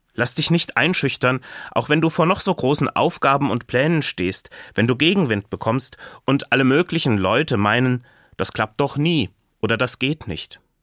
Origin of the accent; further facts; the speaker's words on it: Hesse, Germany; bei uns in Hessen